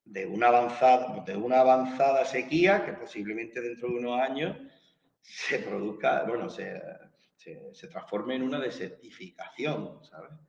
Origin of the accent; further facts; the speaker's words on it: southern Spain, Spain; yo que soy del sur de España